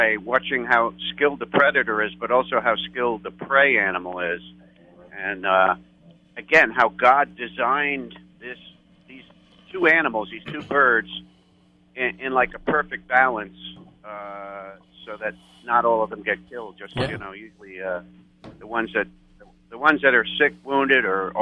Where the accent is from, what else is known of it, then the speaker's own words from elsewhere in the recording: New York, United States; accent: New York; now in Texas, United States; I'm a Texan, but I come from New York, so I have a New York accent